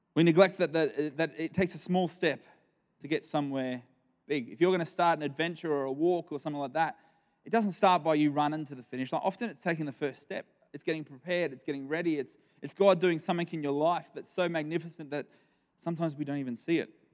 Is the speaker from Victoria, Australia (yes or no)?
no; Nambour, Queensland, Australia; moved away as an adult; now in Ardrossan, Australia; we are from South Australia now, um, but I, I did grow up here for 31 years of my life.